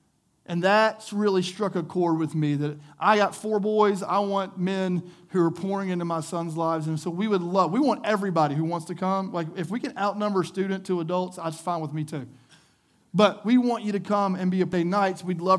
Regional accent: the South, United States; We grew up in the South. You're in the Bible Belt.

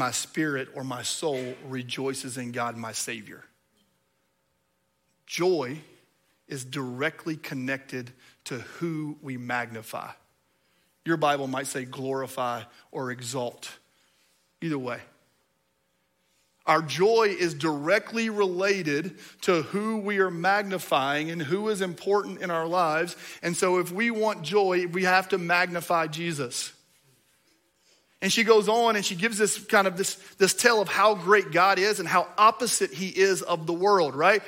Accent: Kentucky, United States; I'm from Kentucky.

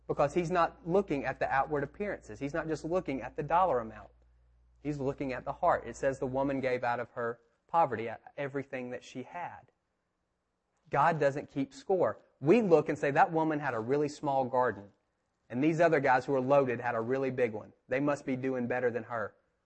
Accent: United States; I grew up over here in Park Manor off of Kennesaw Avenue by the mountain

